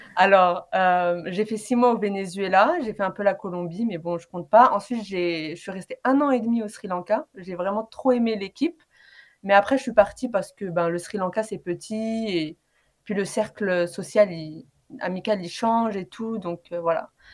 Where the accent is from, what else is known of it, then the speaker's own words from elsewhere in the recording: Paris region, Île-de-France, France; je suis d'origine tunisienne et euh, j'ai grandi en région parisienne